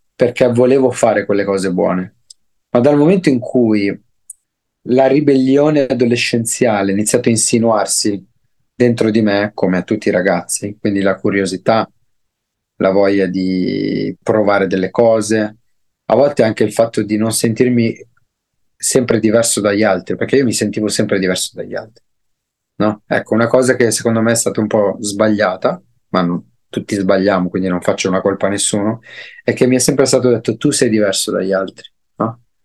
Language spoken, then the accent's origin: Italian; Nova Milanese, Lombardy, Italy; also born or lived in Desio; io sono cresciuto a Nova Milanese, un paesino in Brianza. Sono nato a Desio, ma sono cresciuto a Nova Milanese.